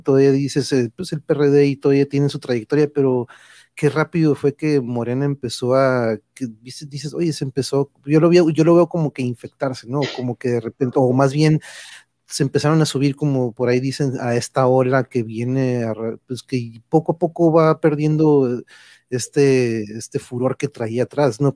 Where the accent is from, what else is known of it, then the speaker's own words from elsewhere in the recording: Mexico; aquí en México